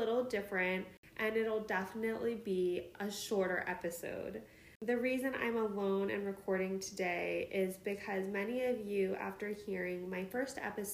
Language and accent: English; Midwest, United States; moved away as an adult; also born or lived in Seattle area, Washington; now in Chicago, United States; I was born and raised in the Midwest, spent most of my 20s in the Seattle